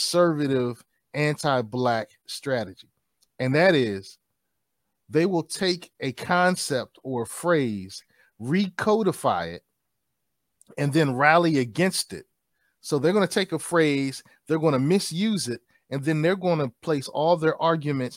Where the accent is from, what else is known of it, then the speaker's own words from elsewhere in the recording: New York City, New York, United States; moved away; I'm shamelessly from Brooklyn, New York, originally.